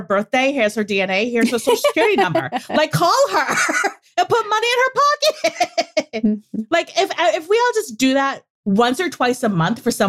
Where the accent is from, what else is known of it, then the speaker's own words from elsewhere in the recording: New England, United States; we're from New England. And again, it's crackers. Sometimes it comes out as crackers. No one knows what we're saying half the time